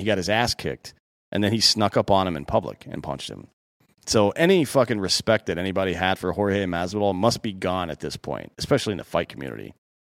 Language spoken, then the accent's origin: English; Miami, Florida, United States; I'm from Miami. You know what we do is run up from behind people and punch them in the face.